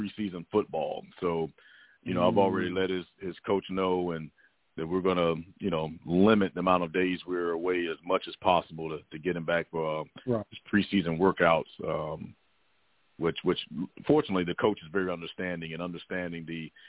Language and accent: English; near Melbourne, Florida, United States; not far from my hometown, USA Pride plays down in the Melbourne area